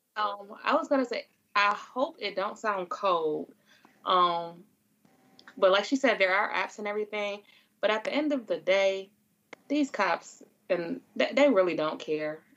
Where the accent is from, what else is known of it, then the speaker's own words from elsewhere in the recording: Buffalo, New York, United States; my hometown. Of course I'm in Buffalo again